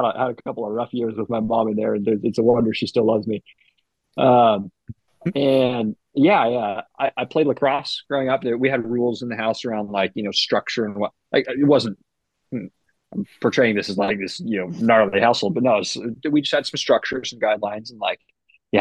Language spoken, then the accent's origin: English; Boise, Idaho, United States; also born or lived in Chicago, Illinois; I was born in Chicago. We lived there till I was about 8, and then we moved over to Boise